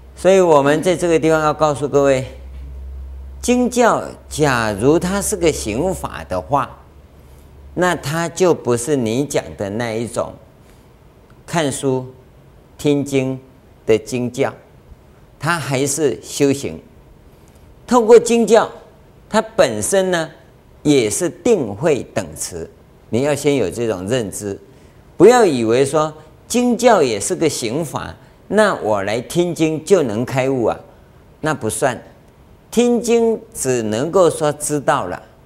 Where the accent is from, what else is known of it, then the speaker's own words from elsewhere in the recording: Yilan County, Taiwan; 同样讲台语呀，我们是宜兰人